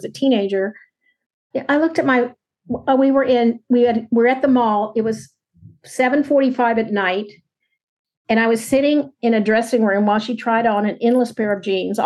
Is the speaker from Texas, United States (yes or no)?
yes; Texas, United States; now in San Francisco Bay Area, United States; I grew up in Texas